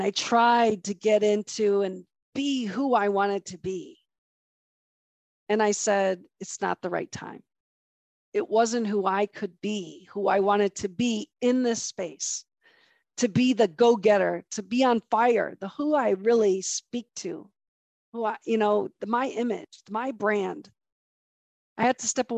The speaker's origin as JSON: {"language": "English", "region": "Midwest", "country": "United States", "moved": "yes", "lives_now": "San Diego, United States", "said": "We're from the Midwest. We're driven a little differently. We have the Midwest blood in us"}